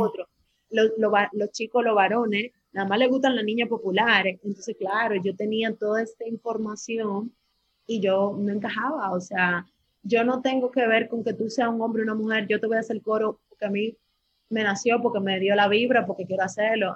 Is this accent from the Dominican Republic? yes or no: yes; Dominican Republic; nací en República Dominicana y esa vaina no deja aquí